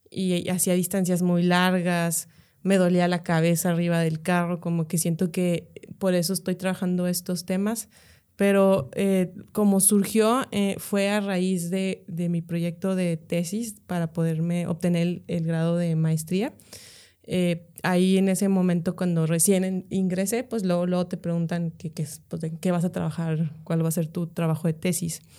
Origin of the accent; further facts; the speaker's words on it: Monterrey, Nuevo León, Mexico; also born or lived in Mexico City; toda mi familia es regia y tengo viviendo aquí desde pues, casi toda la vida.